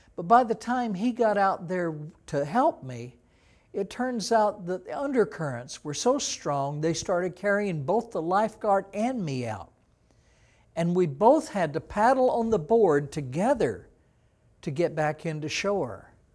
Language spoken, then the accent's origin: English; Texas, United States; I was from Texas. We didn't have an ocean in Texas like